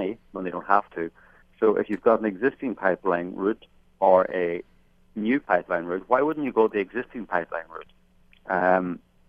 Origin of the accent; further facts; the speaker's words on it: outside Belfast, Northern Ireland, United Kingdom; moved away; I grew up outside Belfast. I worked there for 10 years during the Troubles.